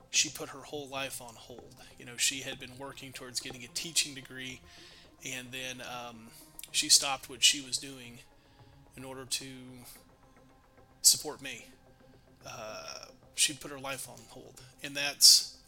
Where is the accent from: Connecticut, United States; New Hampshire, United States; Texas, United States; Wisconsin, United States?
Texas, United States; Dallas; now in Denison, United States; So I'm from Dallas.